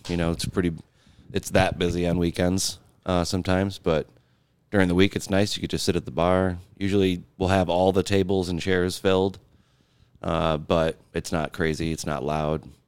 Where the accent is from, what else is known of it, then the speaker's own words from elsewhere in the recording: Grand Rapids, Michigan, United States; moved away as an adult; now in Buffalo, United States; I'm from Grand Rapids, Michigan